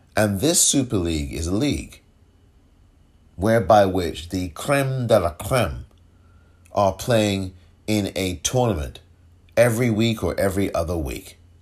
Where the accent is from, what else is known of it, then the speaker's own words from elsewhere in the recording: England, United Kingdom; moved away; I'm from England. I grew up watching football from the terraces.